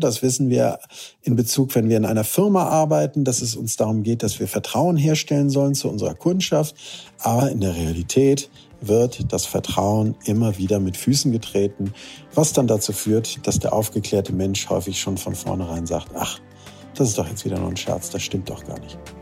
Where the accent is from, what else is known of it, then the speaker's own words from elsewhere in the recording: Lübeck, Schleswig-Holstein, Germany; also born or lived in Hamburg / Heide; gebürtiger Lübecker.